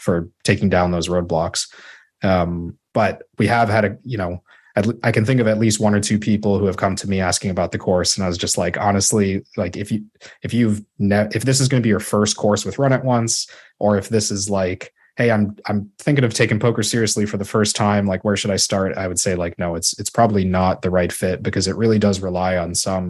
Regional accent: Chicago, Illinois, United States; moved away as an adult; also born or lived in Toronto, Canada / Waterloo, Canada / Sudbury, Canada; now in Ottawa, Canada; I grew up in Chicago

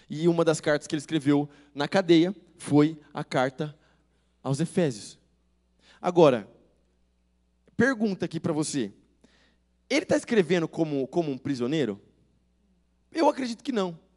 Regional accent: Marília, São Paulo, Brazil; Eu sou lá de Marília, eu sou da primeira igreja batista de Marília

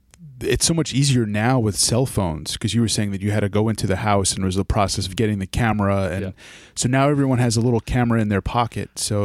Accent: New York, United States; I had an experience myself. I'm from the Hudson Valley.

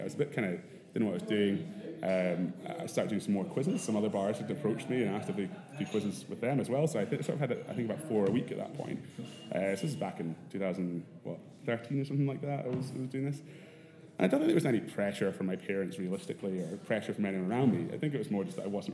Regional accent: Edinburgh, Scotland, United Kingdom; I grew up in Edinburgh, went to Harriet's as my school

